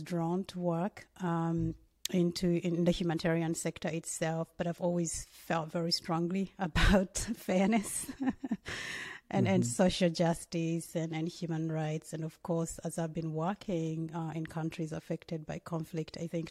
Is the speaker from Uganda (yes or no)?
yes; Uganda; I'm from Uganda, and I didn't grow up. By the time I was growing up, in many ways, Uganda was very stable